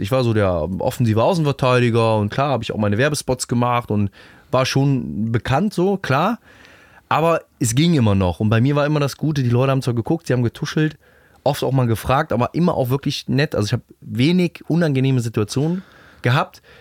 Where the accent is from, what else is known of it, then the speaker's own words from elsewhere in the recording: Rhineland, Germany; bei uns im Rheinland